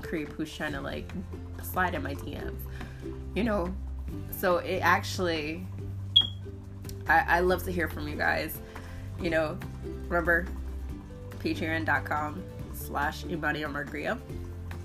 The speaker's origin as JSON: {"language": "English", "region": "New Jersey", "country": "United States", "said": "I'm from Jersey"}